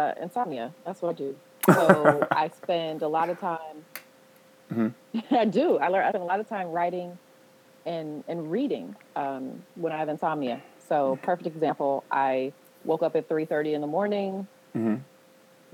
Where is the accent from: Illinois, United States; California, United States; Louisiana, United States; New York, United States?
California, United States; Oakland; I'm from Oakland